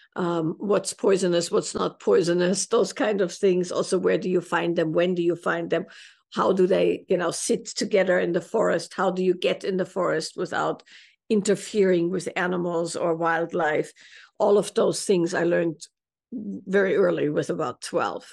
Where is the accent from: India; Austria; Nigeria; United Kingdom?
Austria; Salzburg; I grew up in Salzburg, Austria